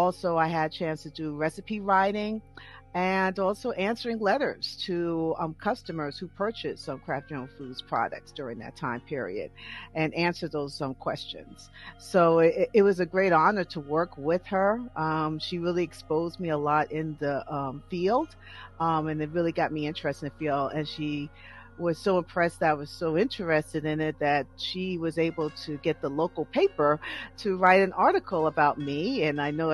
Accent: New York, United States; now in Douglasville, United States; I'm originally from New York, but now I live in Douglasville, Georgia

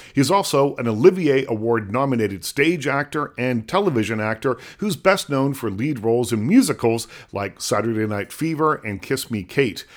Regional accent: Liverpool, Nova Scotia, Canada; I'm from a place called Liverpool, Nova Scotia

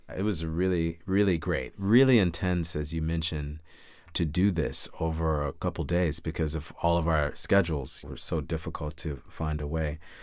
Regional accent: Chicago, Illinois, United States; now in New York, United States; My brother and I were lucky enough to grow up with wonderful parents on the south side of Chicago

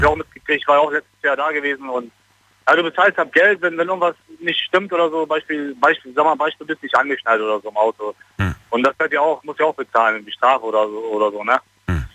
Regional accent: Germany; also born or lived in Koblenz; ich bin Deutscher

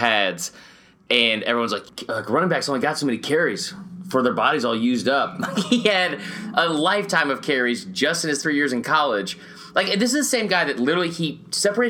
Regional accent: the South, United States; growing up in the South

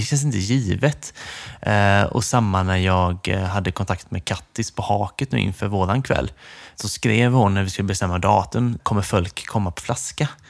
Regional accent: Nässjö, Jönköping County, Sweden; moved away; jag är ju från Nässjö egentligen

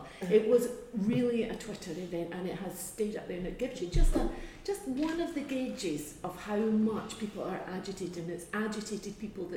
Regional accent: Scotland, United Kingdom; as a Scot

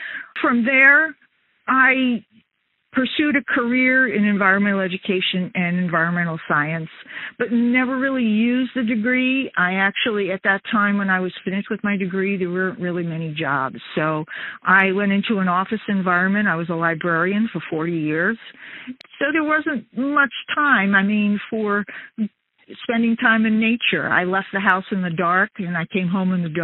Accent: United States; also born or lived in New York City, New York / northern New Jersey; I grew up in New York City and the suburbs of northern New Jersey

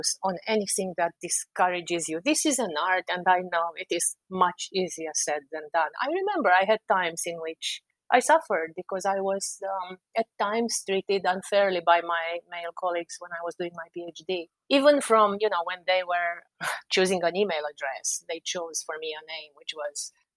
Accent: Romania; moved away as an adult; now in Washington, D.C., United States; I'm from Eastern Europe, from Romania

